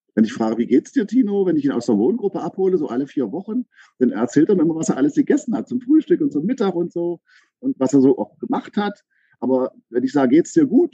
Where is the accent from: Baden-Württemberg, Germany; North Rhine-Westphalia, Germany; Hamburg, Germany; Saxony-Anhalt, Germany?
Saxony-Anhalt, Germany; Aken; now in Berlin, Germany; komme ursprünglich aus Sachsen-Anhalt, äh, aus Aachen an der Elbe